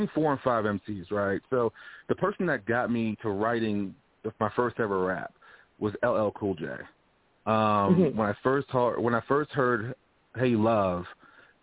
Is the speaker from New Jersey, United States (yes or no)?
no; Louisiana, United States; moved away; I'm from Louisiana originally